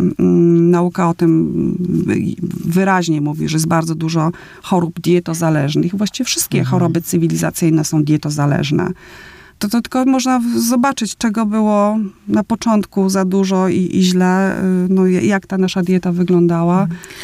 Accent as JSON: {"language": "Polish", "town": "Opole", "region": "Opole Voivodeship", "country": "Poland", "said": "pochodzę z Opola, śląsko-polski"}